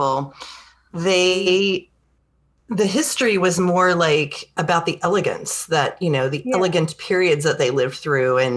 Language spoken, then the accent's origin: English; United States; obviously we're American